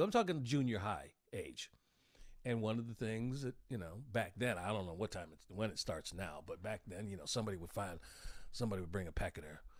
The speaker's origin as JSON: {"language": "English", "town": "Oak Park", "region": "Illinois", "country": "United States", "tie": "born or raised there", "moved": "yes", "lives_now": "Georgia, United States", "said": "when I was growing up in Oak Park"}